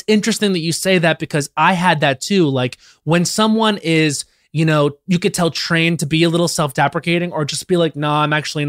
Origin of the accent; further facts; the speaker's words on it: Long Island, New York, United States; I'm from Long Island. It's very toxic